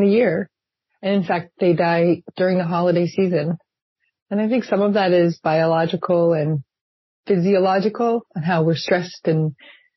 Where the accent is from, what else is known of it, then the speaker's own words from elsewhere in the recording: New Hampshire, United States; now in Seattle, United States; I grew up in New Hampshire